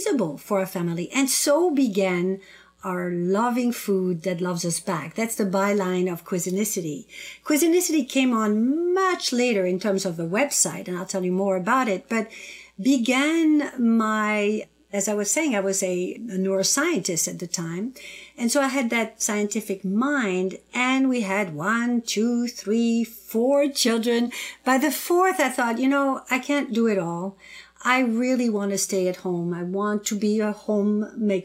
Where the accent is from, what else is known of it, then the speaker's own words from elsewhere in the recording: southern France, France; moved away; also born or lived in North Africa; I was born in North Africa on the southern coastal tip of the Mediterranean Sea, and I was raised in southern France on the other side of the Mediterranean.